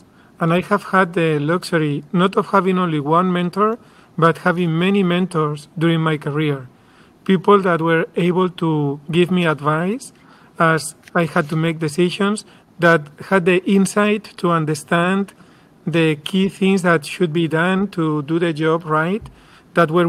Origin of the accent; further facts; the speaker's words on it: Madrid, Community of Madrid, Spain; moved away as an adult; also born or lived in San Diego; I am from Spain